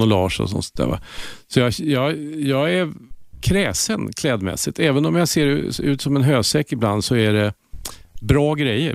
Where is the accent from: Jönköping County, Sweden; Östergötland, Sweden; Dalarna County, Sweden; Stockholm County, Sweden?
Östergötland, Sweden; Linköping; det jantetyngda östgötska eh, livet